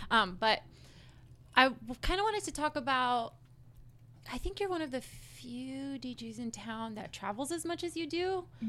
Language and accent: English; McAllen, Texas, United States; now in San Antonio, United States; my family's from McAllen, or I guess I'm from McAllen too.